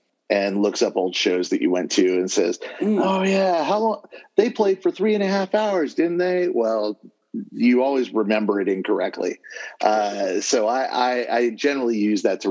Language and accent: English; Southern California, United States; working full time at my hometown newspaper.